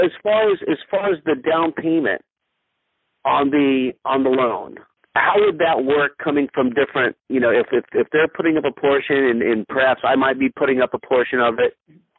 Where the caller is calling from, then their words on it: San Diego, California, United States; I'm calling from San Diego.